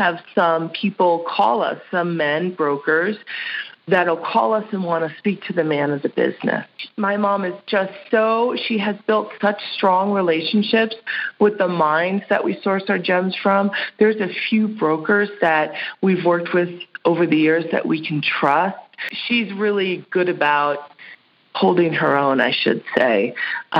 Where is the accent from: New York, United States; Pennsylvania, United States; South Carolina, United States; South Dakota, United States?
New York, United States; Hudson Valley; moved away as an adult; also born or lived in New England / Manhattan, New York; now in San Francisco, United States; I grew up in the Hudson Valley region of New York